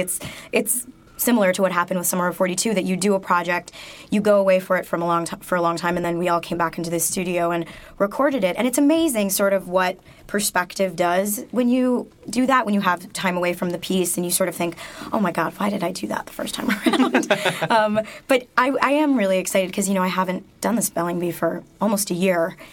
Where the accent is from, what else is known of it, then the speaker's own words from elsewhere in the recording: Michigan, United States; moved away; growing up in Michigan when I was younger